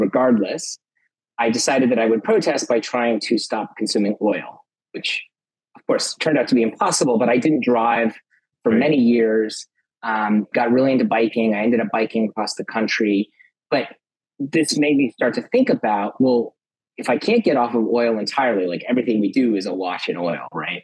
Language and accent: English; Los Angeles, California, United States; I grew up in Los Angeles, California